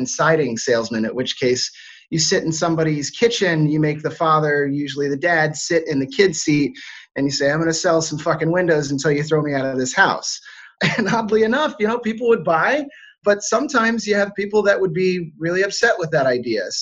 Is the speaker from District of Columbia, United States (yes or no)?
yes; Washington, District of Columbia, United States; moved away as an adult; also born or lived in Europe; I'm originally from Washington, D.C. or just outside of it.